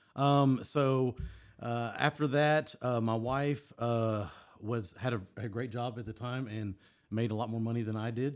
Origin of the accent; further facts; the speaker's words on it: Houston, Texas, United States; I grew up here in Houston.